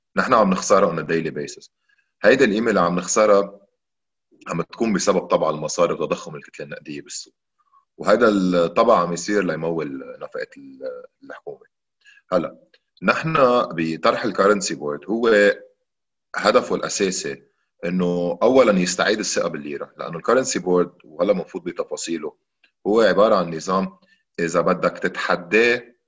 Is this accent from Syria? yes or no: no; Lebanon; نحن عندنا بلبنان